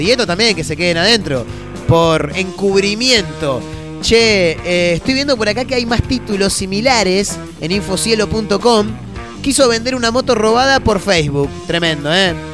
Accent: Argentina

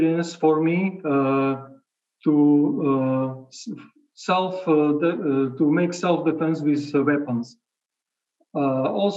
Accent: Košice, Košice Region, Slovakia; also born or lived in Bratislava; came back to my hometown

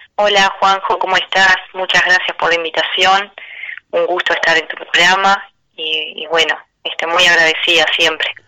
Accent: Melo, Cerro Largo, Uruguay; en Melo, que es el lugar donde, donde yo nací y en donde me encuentro viviendo en este momento

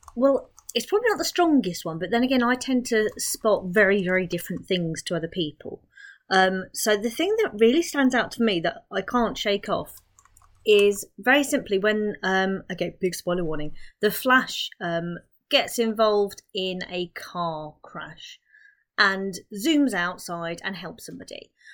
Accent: Milton Keynes, South East England, United Kingdom; I'm from Milton Keynes

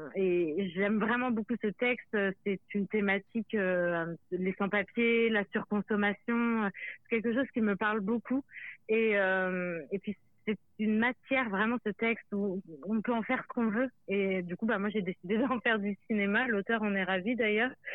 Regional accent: Pays de la Loire, France; il y a les Pays de la Loire, là d'où je viens

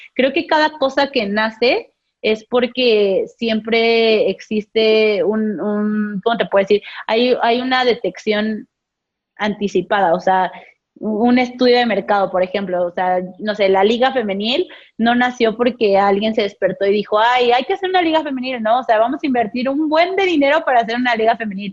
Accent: Mexico; como mexicanos, somos muy entrones

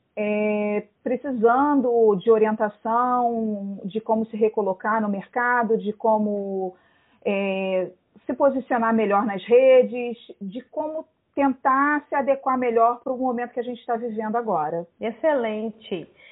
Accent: Rio de Janeiro, Brazil; eu moro no Rio, sou do Rio

